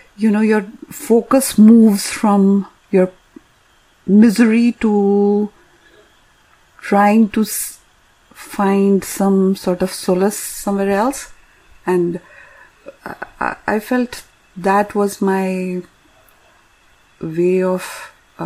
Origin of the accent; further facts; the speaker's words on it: India; now in North America; growing up in India